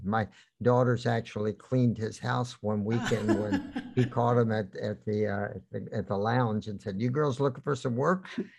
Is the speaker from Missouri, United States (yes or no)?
yes; Kansas City, Missouri, United States; I'm from Kansas City.